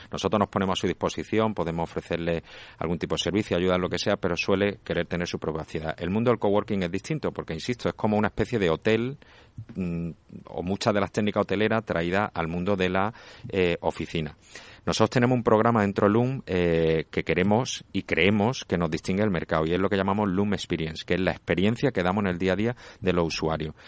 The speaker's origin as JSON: {"language": "Spanish", "town": "Málaga", "region": "Andalusia", "country": "Spain", "said": "yo soy de Málaga"}